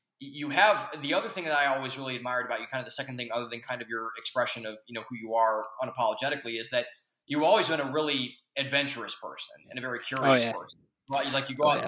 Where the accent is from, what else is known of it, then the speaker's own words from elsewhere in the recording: Northeast Ohio, United States; we grew up in Northeast Ohio